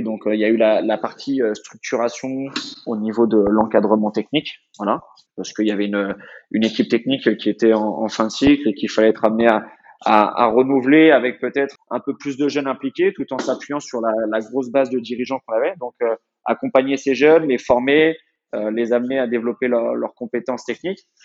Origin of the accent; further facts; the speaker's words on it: Luçon, Pays de la Loire, France; also born or lived in Nantes / Carquefou; c'est un club qui est situé dans le sud de Vendée. Donc j'ai fait toutes mes études là-bas.